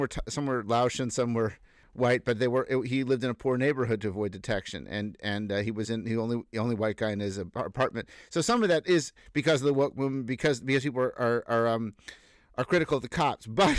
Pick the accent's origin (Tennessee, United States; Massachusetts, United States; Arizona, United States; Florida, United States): Massachusetts, United States; Boston; also born or lived in San Francisco; I grew up in Boston.